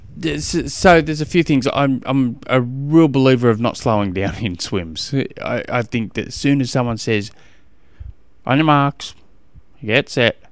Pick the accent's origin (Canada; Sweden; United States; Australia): Australia; I'm from Australia and we don't do, uh, eighty-eight degrees.